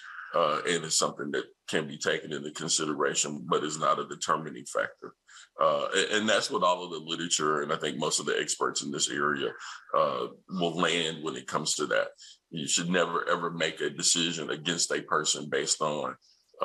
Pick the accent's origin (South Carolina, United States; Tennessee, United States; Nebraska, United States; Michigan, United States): Tennessee, United States; Nashville; I'm from Nashville, Tennessee, and I grew up watching one of my favorite programs, which is Hee Haw